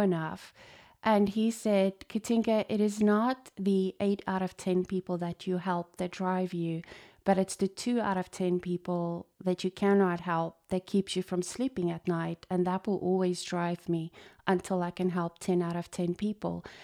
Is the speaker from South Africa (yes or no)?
yes; South Africa; moved away; I was born in South Africa to a chiropractic dad